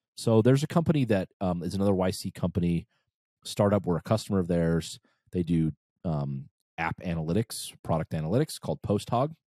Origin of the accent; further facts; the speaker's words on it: United States; also born or lived in Brazil; as an American